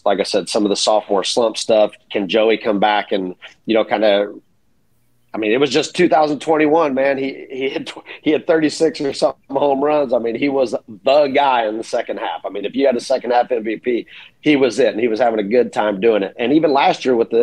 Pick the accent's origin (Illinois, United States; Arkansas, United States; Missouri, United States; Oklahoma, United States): Missouri, United States; I grew up in Missouri.